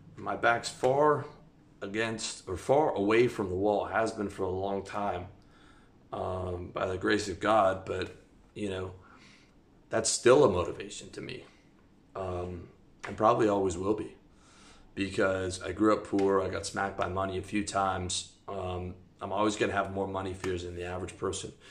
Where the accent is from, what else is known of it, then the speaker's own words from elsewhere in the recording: Canada; moved away as an adult; I'm talking to you from Eastern Europe. I'm from Canada. I've lived all over the world.